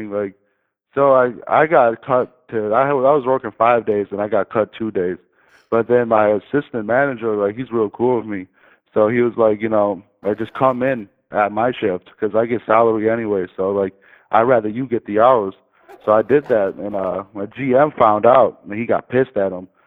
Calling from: Michigan, United States; man. Uh, I'm calling from Michigan.

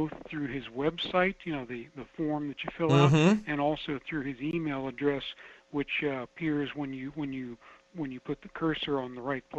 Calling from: Fairbanks, Alaska, United States; calling from Fairbank.

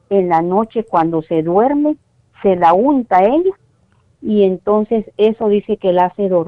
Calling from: Las Vegas, Nevada, United States; Soy de Las Vegas, Nevada.

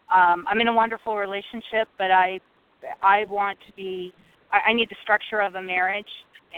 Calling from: Nebraska, United States; Hi, this is … in Nebraska.

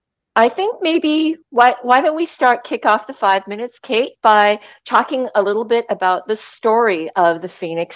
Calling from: Sunshine Coast, British Columbia, Canada; I'm calling in from the beautiful Sunshine Coast of British Columbia, Canada

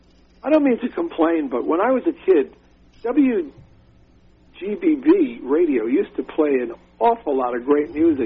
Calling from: Rockville Centre, New York, United States; Rockville Center, New York.

